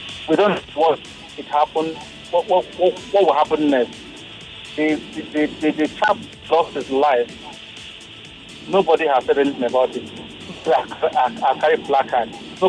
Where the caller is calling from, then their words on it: Ayobo, Lagos, Nigeria; And I'm calling you from Ayobo at the moment.